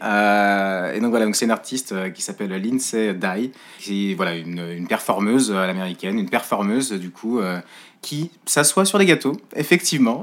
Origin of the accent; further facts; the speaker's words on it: Le Mans, Pays de la Loire, France; moved away; je suis originaire du Mans à la base